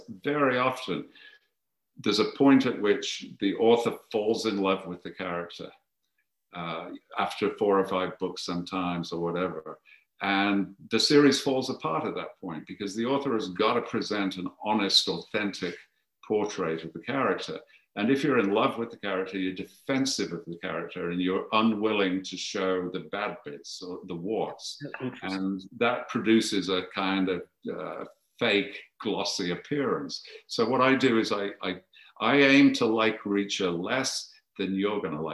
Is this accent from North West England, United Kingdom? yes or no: no; Birmingham, West Midlands, United Kingdom; I'm from Birmingham